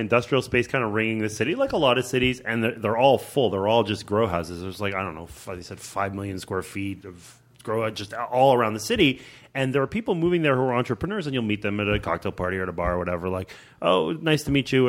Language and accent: English; Montreal, Quebec, Canada; I grew up in Montreal